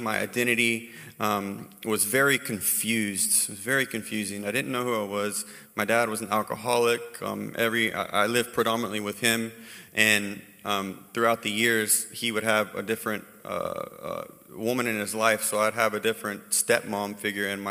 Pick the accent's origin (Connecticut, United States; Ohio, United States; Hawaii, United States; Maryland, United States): Hawaii, United States; moved away; also born or lived in North Carolina; I was raised in Hawaii